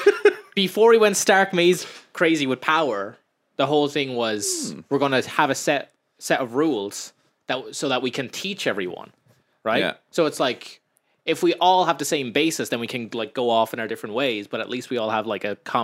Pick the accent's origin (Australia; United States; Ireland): Ireland; I do like being Irish